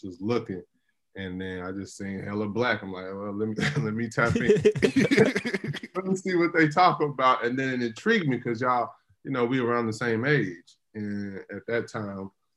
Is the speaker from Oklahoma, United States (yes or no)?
yes; Edmond, Oklahoma, United States; I'm from Edmond, Oklahoma